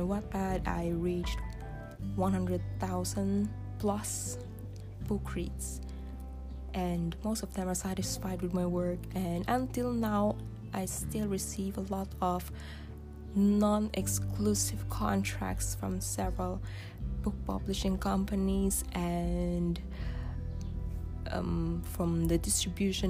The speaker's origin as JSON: {"language": "English", "country": "Philippines", "second_language": "English", "said": "the way we write online speaks the way we grew up, our ethnicity, and as Filipino"}